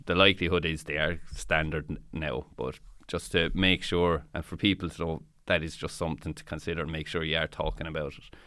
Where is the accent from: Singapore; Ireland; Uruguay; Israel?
Ireland; Tipperary, Munster; I'm from Tipperary myself